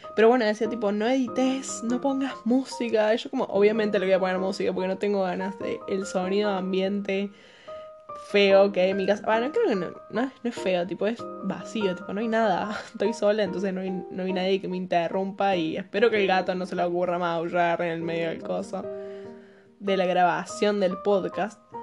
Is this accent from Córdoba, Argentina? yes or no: yes; Córdoba, Argentina; accent: Cordoban tonada; tengo 20 años, soy de Córdoba, capital, Argentina.